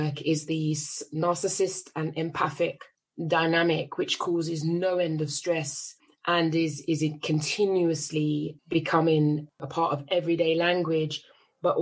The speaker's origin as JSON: {"language": "English", "region": "London", "country": "United Kingdom", "tie": "born or raised there", "said": "I was raised in Northwest London on an estate called St. Ralph's"}